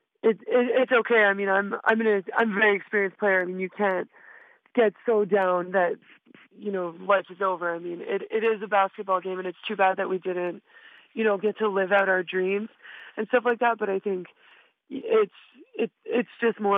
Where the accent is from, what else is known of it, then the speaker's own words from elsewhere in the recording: Quebec, Canada; being from Quebec, you know, I'm an Anglo from Quebec, so I'm a little bit of a minority